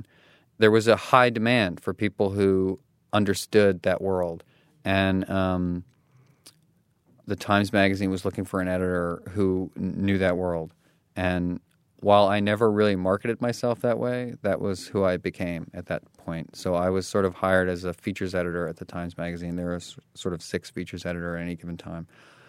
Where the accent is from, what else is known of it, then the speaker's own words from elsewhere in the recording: Katy, Texas, United States; Well, so I grew up in Katy, Texas, which is outside of Houston.